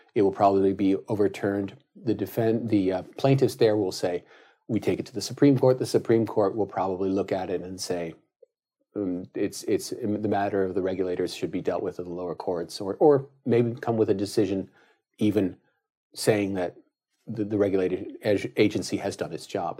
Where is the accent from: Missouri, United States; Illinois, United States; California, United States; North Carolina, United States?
California, United States; as a Californian